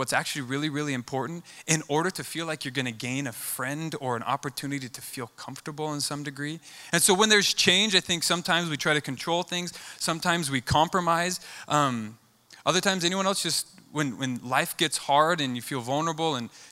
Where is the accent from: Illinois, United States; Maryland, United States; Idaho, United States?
Idaho, United States; Boise; I'm born and raised in Boise